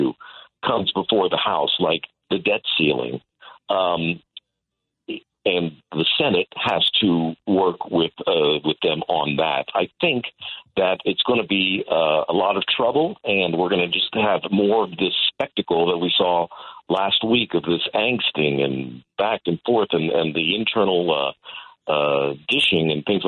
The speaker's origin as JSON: {"language": "English", "country": "United States", "said": "as an American"}